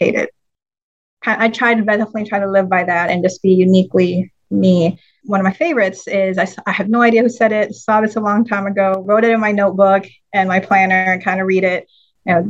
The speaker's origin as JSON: {"language": "English", "town": "Manila", "region": "Metro Manila", "country": "Philippines", "tie": "born or raised there", "moved": "yes", "lives_now": "United States", "said": "I'm actually full Filipino, born and raised in Manila"}